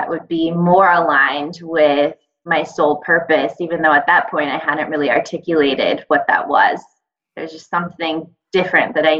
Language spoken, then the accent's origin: English; Los Angeles, California, United States; now in Brooklyn, United States; coming from Brooklyn now, but I grew up in Los Angeles